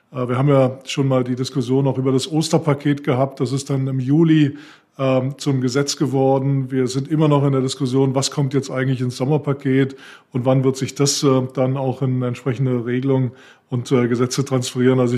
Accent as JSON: {"language": "German", "region": "Northern Germany", "country": "Germany", "said": "Ich äh, tendiere als Norddeutscher dazu, eher Tee zu trinken äh, als Kaffee."}